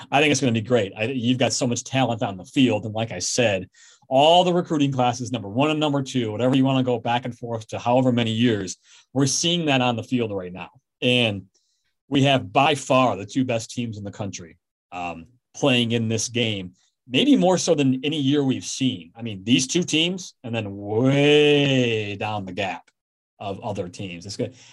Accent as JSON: {"language": "English", "region": "Michigan", "country": "United States", "said": "I'm from Michigan for crying out loud."}